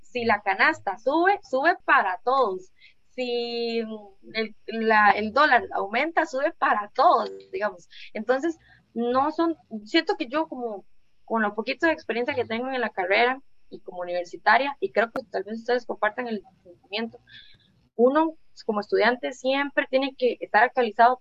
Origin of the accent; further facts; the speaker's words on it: Guápiles, Limón, Costa Rica; Yo soy de acá de Guapiles